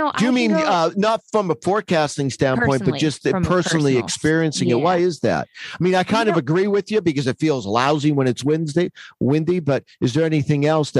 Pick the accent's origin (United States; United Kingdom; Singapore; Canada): United States; Hazleton, Pennsylvania; I grew up in Hazleton, the Beaver Meadows, Hazleton area up in northeastern Pennsylvania.